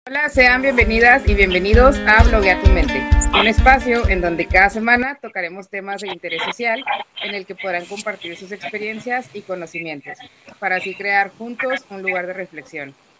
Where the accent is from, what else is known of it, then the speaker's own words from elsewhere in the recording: Comarca Lagunera, Mexico; aquí en la laguna, de donde yo soy